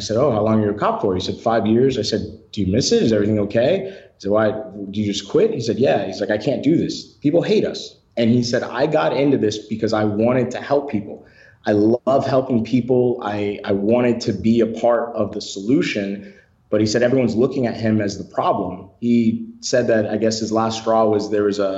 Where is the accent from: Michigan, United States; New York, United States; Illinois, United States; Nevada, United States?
Michigan, United States; Detroit; moved away; I was born and raised in Detroit, Michigan, very rough area.